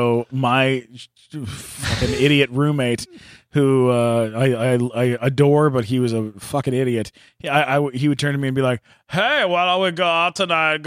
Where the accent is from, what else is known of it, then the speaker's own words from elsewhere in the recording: London, Ontario, Canada; we're from London, Ontario.